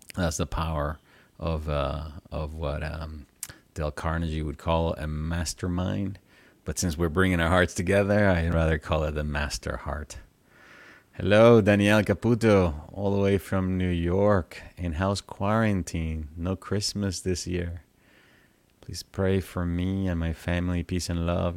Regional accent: Venezuela; I grew up in Venezuela uh, and I was raised Catholic

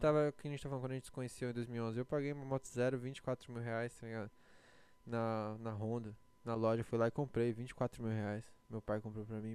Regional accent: Brazil; now in United States; eu sou brasileiro

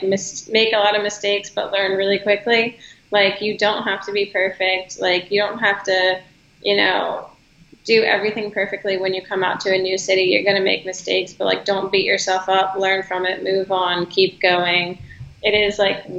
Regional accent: Charlottesville, Virginia, United States; moved away as an adult; also born or lived in Harrisonburg, Virginia / Richmond, Virginia; now in Los Angeles, United States; I'm originally from Charlottesville, Virginia

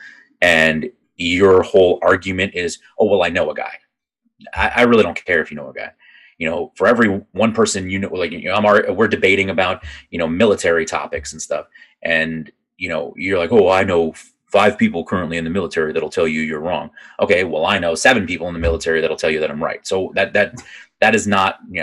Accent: Northeast Virginia, United States; I grew up outside of DC. I grew up in Virginia, in Northeast Virginia

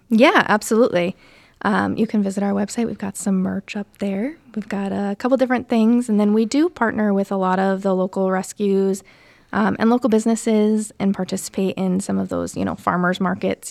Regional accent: Connecticut, United States; moved away as an adult; also born or lived in Providence; now in Warwick, United States; I'm originally from Connecticut

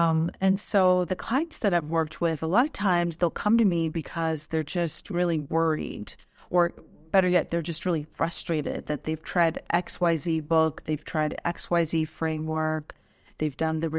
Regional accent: Pakistan; born there; Well, my heritage is Afghani, but I was born in Pakistan, and I witnessed, you know, as you can imagine, some trauma growing up.

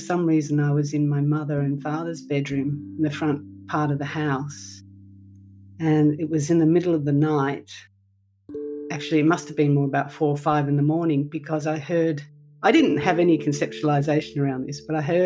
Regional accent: Melbourne, Victoria, Australia; I grew up in Melbourne, as I said, and I was educated in the Catholic system.

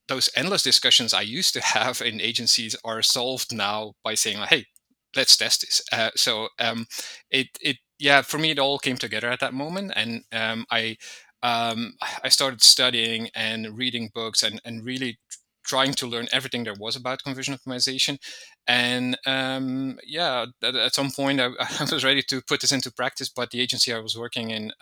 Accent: Belgium; moved away as an adult; also born or lived in Malta / Portugal; now in Spain; I'm originally from Belgium. I lived there for a long time as well.

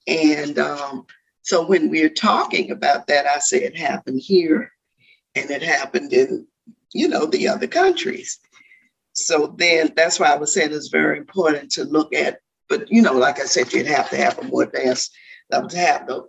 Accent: Virginia, United States; certain things I couldn't do growing up in Virginia, certain places I couldn't go.

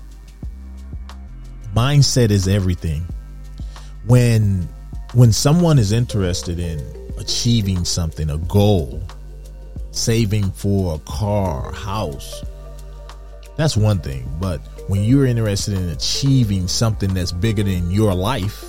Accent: Detroit, Michigan, United States; I grew up in Detroit, Michigan

